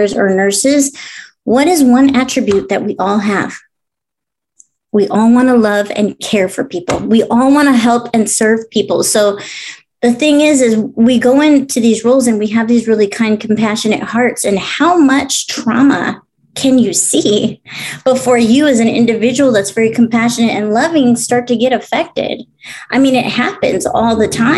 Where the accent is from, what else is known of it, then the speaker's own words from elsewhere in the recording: Lake Los Angeles, California, United States; also born or lived in Orange County; we grew up out in Lake LA, which is like out in the Antelope Valley area